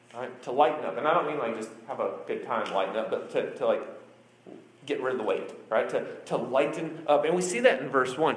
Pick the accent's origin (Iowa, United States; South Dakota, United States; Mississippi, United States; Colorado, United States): Iowa, United States; I'm from Iowa, so it's cold in Iowa